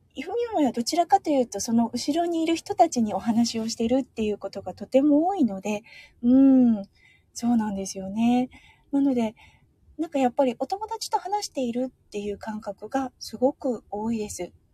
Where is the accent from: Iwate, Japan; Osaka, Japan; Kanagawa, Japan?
Iwate, Japan; also born or lived in Sapporo; 私、岩手出身